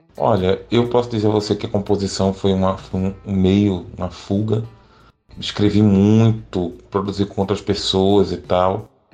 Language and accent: Portuguese; Pernambuco, Brazil; eu sou um cantor de Pernambuco e canto a pernambucanidade